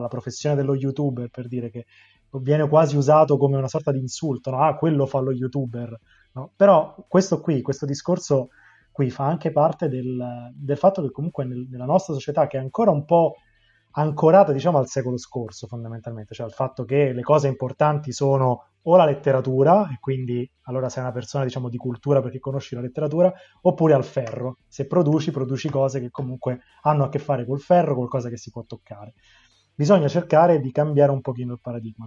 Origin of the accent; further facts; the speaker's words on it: Rome, Lazio, Italy; da romano, che... ha passato l'adolescenza sul litorale di Ostia